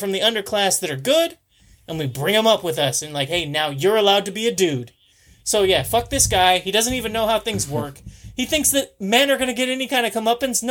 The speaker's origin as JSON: {"language": "English", "country": "United States", "said": "As an American"}